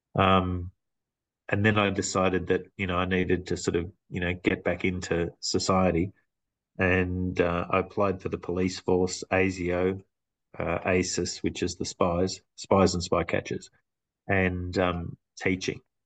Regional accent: Clayton, Victoria, Australia; now in Macedon Ranges, Australia; I grew, grew, up in a very multicultural area called Clayton

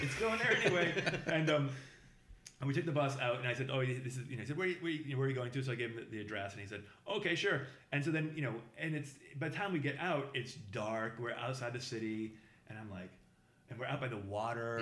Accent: Boston, Massachusetts, United States

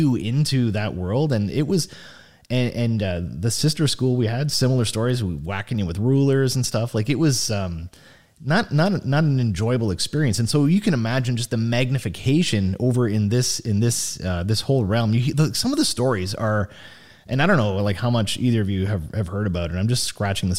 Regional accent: Sault Ste. Marie, Ontario, Canada; my hometown of Sault Ste. Marie

